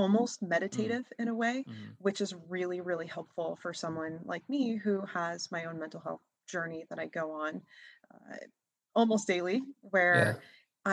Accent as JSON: {"language": "English", "region": "New Hampshire", "country": "United States", "tie": "born or raised there", "also_born_or_lived": "Massachusetts", "said": "I am from Massachusetts and was born and raised in New Hampshire. So I'm from the northeast of the US"}